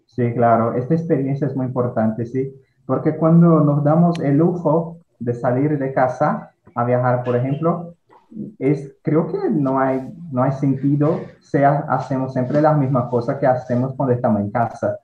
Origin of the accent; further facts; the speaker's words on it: Ceará, Brazil; Spanish is a second language; soy nordestino, que tengo mucho orgullo de eso, ¿sí? Soy muy feliz por haber nacido acá.